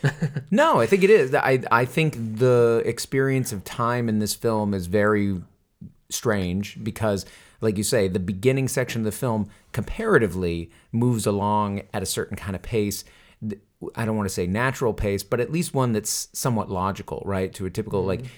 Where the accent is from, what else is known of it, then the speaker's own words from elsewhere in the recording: Westbrook, Maine, United States; moved away; Westbrook, Maine, my hometown, where I where I grew up for many years, and still go back to visit